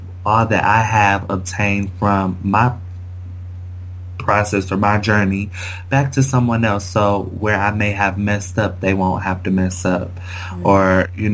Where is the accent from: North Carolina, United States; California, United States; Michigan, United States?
Michigan, United States; Kalamazoo; moved away as an adult; also born or lived in Cambridge; now in Washington, D.C., United States; I have started an organization in my hometown of Kalamazoo, Michigan